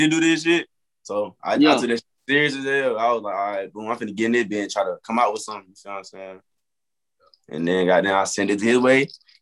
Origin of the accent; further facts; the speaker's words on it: Montgomery, Alabama, United States; I got a couple more stuff coming up, like shows and stuff in Montgomery. That's my hometown.